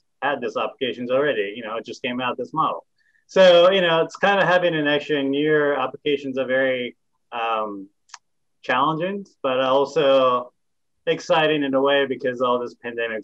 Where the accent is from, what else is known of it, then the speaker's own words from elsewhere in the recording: Japan; moved away as an adult; also born or lived in California; now in Tennessee, United States; I'm myself actually from Japan and I grew up in Japan for 18 years